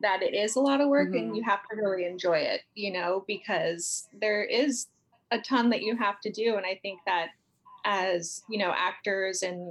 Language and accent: English; San Francisco, California, United States; moved away as an adult; now in Los Angeles, United States; in San Francisco where I'm from the Bay Area, born and raised